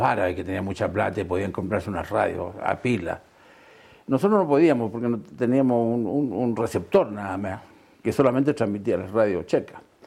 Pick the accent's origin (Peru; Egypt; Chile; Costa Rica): Chile; Sewell, O'Higgins; also born or lived in Santiago, Chile; yo nací efectivamente en el Teniente, ah, para decir en Subel